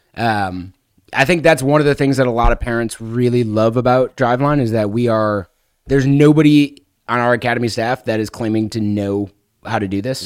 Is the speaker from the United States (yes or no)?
yes; Chicago, Illinois, United States; moved away; I'm originally from Chicago, so I was living in the Chicago area